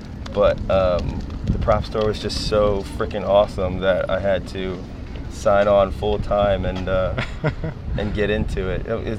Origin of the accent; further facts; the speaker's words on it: Columbia, Maryland, United States; moved away; also born or lived in Washington, D.C.; I was born in Washington, D.C., and then raised in Columbia, Maryland.